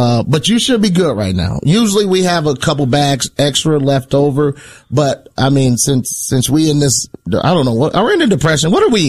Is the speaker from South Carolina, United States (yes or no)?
no; Indiana, United States; I'm from Indiana.